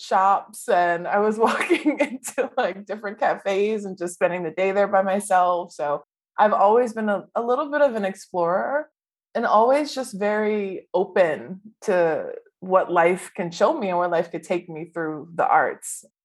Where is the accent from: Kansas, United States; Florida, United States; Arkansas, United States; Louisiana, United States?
Louisiana, United States; New Orleans; So I grew up in New Orleans.